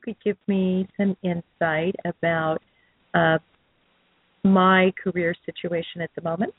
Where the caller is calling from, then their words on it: San Clemente, California, United States; And I'm calling from San Clemente.